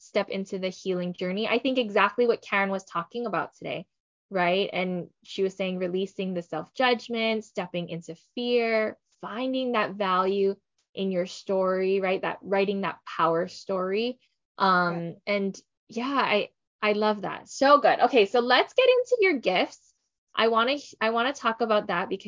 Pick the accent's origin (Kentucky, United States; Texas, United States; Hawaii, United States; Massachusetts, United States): Hawaii, United States; I am born and raised in Hawaii. I lived here.